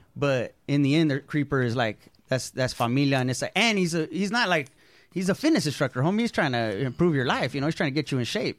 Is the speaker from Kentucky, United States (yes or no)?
no; Oxnard, California, United States; moved away as an adult; also born or lived in San Fernando Valley, California / San Francisco, California; now in Los Angeles, United States; I was born in the in, in San Fernando Valley, mm-hmm. and then I mostly grew up in Ventura County, though, like Oxnard, okay. Camarillo area, Ventura